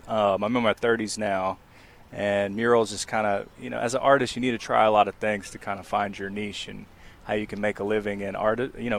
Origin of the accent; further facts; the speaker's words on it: Durham, North Carolina, United States; Born and raised in Durham